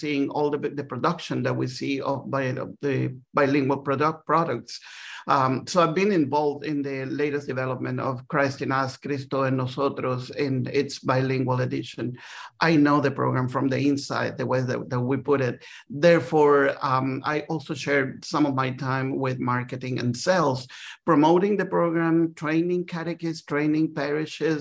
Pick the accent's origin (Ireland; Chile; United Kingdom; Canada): Chile; Santiago, Santiago Metropolitan; moved away as an adult; also born or lived in Dallas / Washington; now in United States; I'm originally from Santiago, Chile. I came to the United States as a lay missionary.